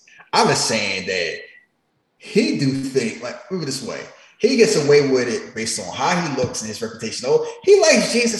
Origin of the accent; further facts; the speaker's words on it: Philadelphia, Pennsylvania, United States; I remember that. I grew up